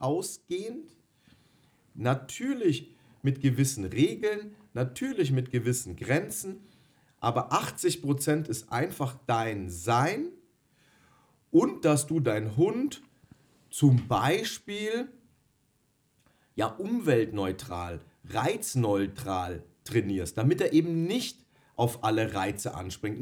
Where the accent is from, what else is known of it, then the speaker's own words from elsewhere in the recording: Bavaria, Germany; Ich komme gebürtig aus Bayern